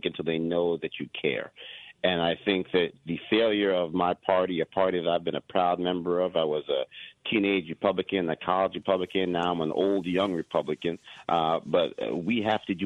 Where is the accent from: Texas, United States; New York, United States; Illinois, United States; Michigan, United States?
New York, United States; Yonkers; I'm from Yonkers, New York